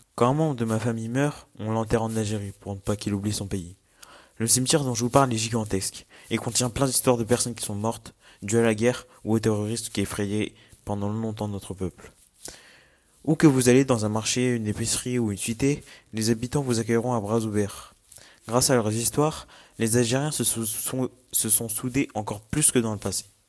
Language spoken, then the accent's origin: French; Morocco; also born or lived in Paris, France; j'ai toujours vécu au Maroc